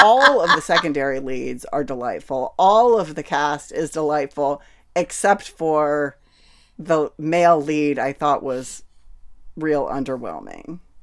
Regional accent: United States; as an American person who grew up

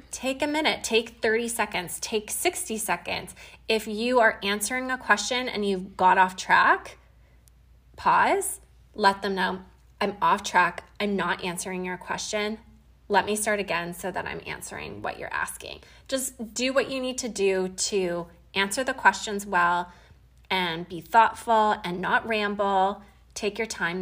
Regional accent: Canada; I'm from Canada and we had Thanksgiving a couple weekends ago

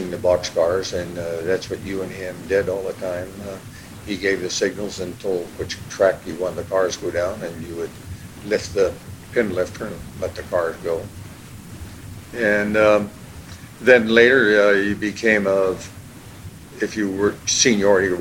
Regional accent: Vancouver, Washington, United States; also born or lived in Yakima, Washington; I was born in Yakima, Washington, and I was there till the second grade, and then we came to Vancouver on 1940. I've been here ever since

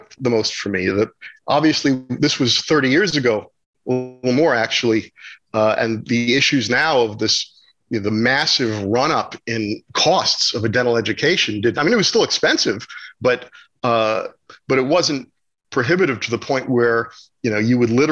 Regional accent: New Jersey, United States; moved away; also born or lived in Manhattan, New York City; I was born in Manhattan, and we lived there until I was about 6 or 7 years old. Then we moved to New Jersey

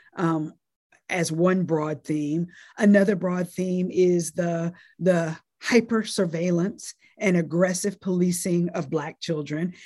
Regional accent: North Carolina, United States; born or raised there; also born or lived in Nashville, Tennessee

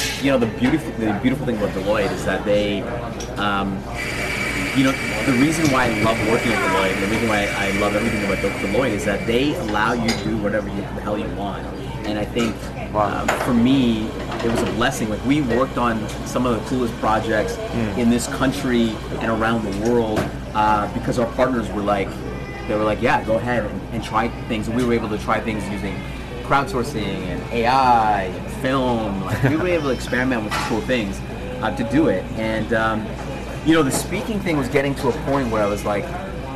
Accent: Alberta, Canada; I'm from Alberta, we've got an entrepreneurial, like, wild cowboy mentality.

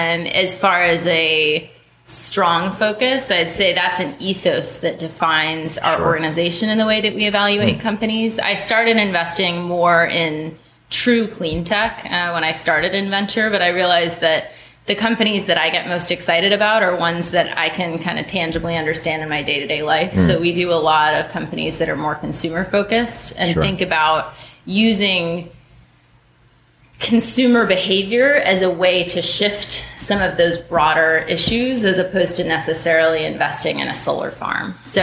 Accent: Minnesota, United States; also born or lived in North Carolina / Connecticut / Kentucky; now in San Francisco, United States; When people ask where I'm from, it's always a challenging question because I grew up in North Carolina, Connecticut, Kentucky, and then Minnesota. High school for me was Minnesota.

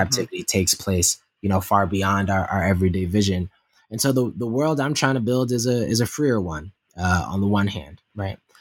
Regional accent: Yonkers, New York, United States; my growing up in South Yonkers, New York

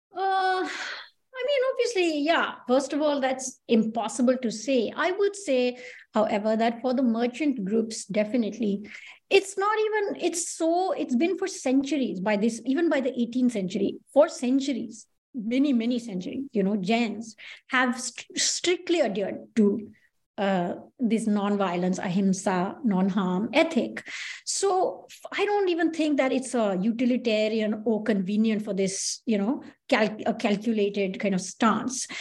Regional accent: India; growing up in India

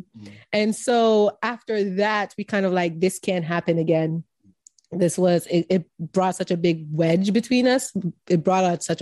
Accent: Jamaica; Being Jamaican

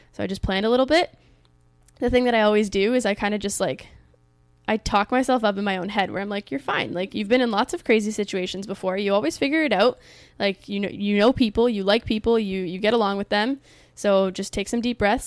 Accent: Canada; in my home country in Canada

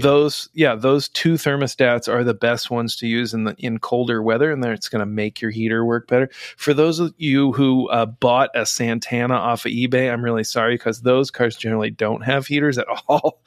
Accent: Indiana, United States; moved away; I'm from Indiana originally

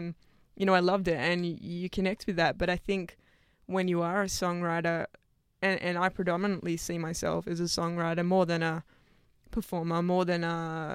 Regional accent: Sydney, New South Wales, Australia; I went to school out west. Okay. Western Sydney.

